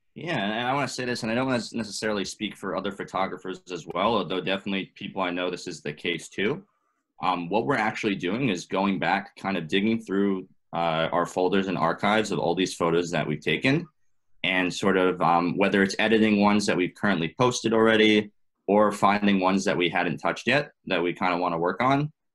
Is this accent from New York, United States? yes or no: yes; New York City, New York, United States; also born or lived in Boston; I was uh, born and raised in New York, uh, in Manhattan, actually